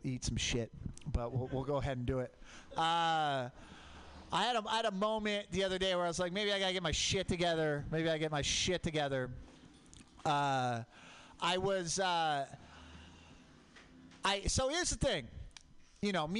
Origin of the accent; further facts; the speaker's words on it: Portland, Oregon, United States; I grew up in Portland. Mount Hood, volcanic